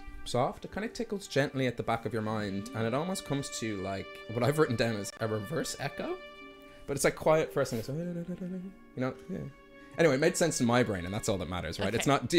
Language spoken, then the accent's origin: English; Dublin, Leinster, Ireland; also born or lived in Greystones, County Wicklow; I am from Dublin.